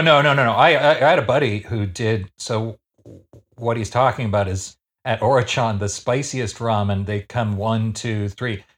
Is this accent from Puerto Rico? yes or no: no; Canada; I shouldn't say this as a Canadian